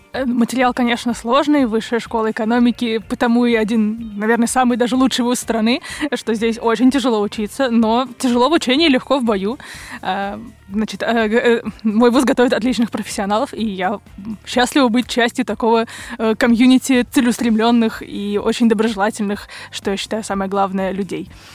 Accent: Moscow, Russia; я из Москвы

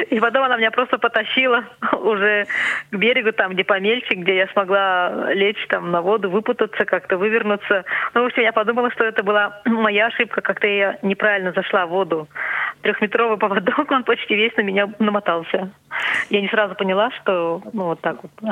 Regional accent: Siberia, Russia; Я говорю, вот, из Сибири.

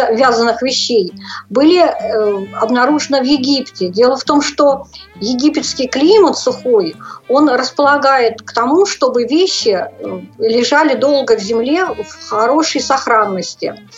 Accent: Saratov, Saratov Oblast, Russia; Я родилась в Саратовской области, э, закончила Саратовскую школу для незрячих в 1987 году

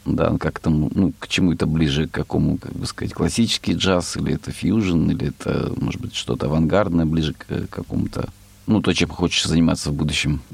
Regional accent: Rostov Oblast, Russia; я э, из Ростовской области, есть в России Ростовская область

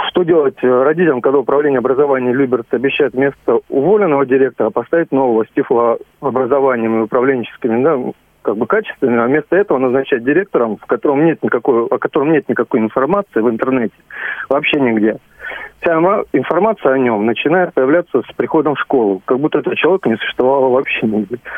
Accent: Zhukovsky, Moscow Oblast, Russia; Я из Жуковского

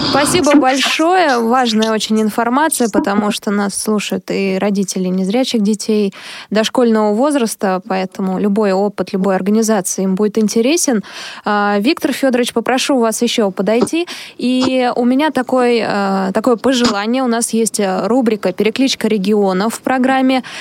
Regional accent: Bryansk Oblast, Russia; А, я из Брянской области

